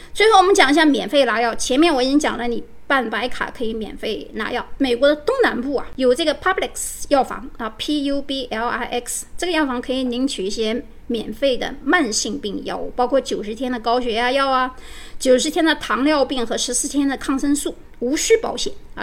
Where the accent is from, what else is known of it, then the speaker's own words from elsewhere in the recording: China; 我们中国人